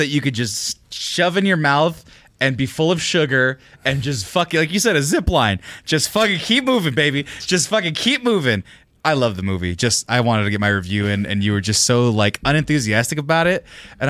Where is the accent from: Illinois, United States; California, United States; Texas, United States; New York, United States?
California, United States; I'm from California.